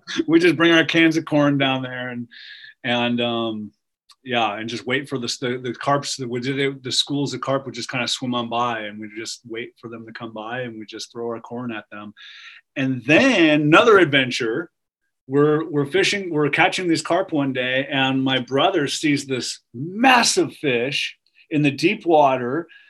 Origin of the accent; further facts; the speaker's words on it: Truckee, California, United States; grew up early years in Lake Tahoe um, in Truckee